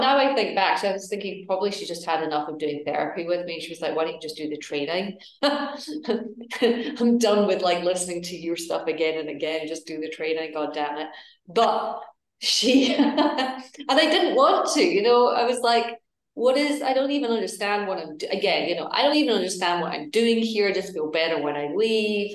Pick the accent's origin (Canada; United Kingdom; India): United Kingdom; Edinburgh, Scotland; moved away; also born or lived in New York; i am originally from edinburgh uh, in scotland